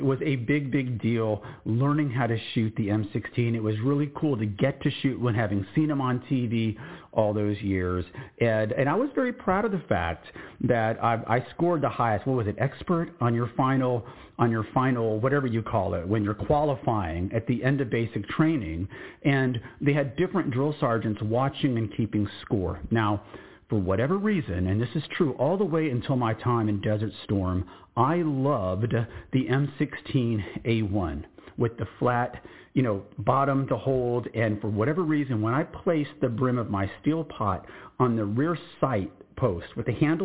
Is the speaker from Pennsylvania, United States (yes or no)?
no; San Antonio, Texas, United States; moved away as an adult; my hometown in San Antonio, Texas